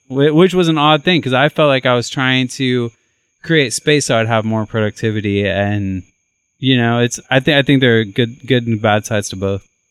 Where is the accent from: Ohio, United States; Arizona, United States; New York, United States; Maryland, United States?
Ohio, United States; now in Nashville, United States; I grew up in Ohio